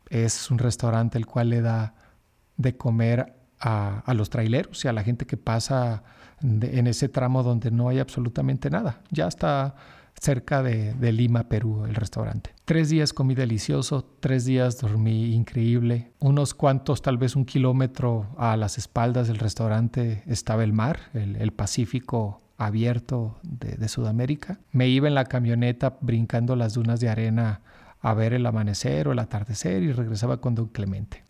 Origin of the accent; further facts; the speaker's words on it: Mexico; como buen mexicano desconfiado